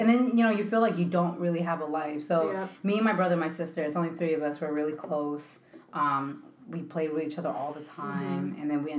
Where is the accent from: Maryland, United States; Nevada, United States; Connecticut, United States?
Connecticut, United States; born or raised there; also born or lived in Philadelphia, Pennsylvania / Kissimmee, Florida